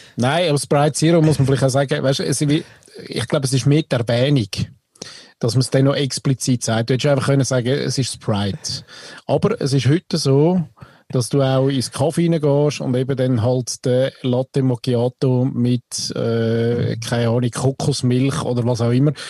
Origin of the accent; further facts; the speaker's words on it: Switzerland; als Schweizer